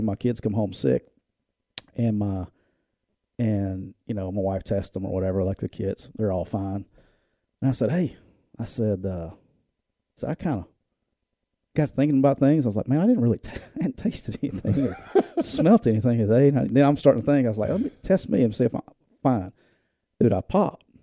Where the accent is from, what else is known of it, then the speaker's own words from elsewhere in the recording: Alabama, United States; I'm from Alabama